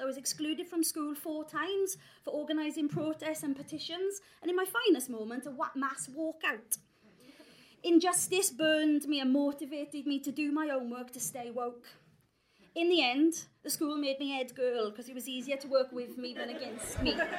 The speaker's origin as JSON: {"language": "English", "region": "South Wales valleys", "country": "United Kingdom", "tie": "born or raised there", "said": "I grew up in the South Wales valleys"}